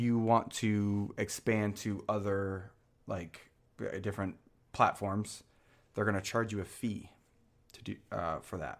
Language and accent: English; Michigan, United States; moved away; I'm from Michigan